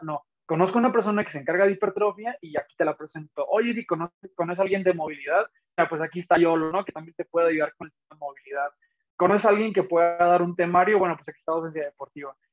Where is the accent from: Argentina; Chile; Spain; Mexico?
Mexico; Tijuana, Baja California; moved away; also born or lived in Guanajuato; yo nací en Tijuana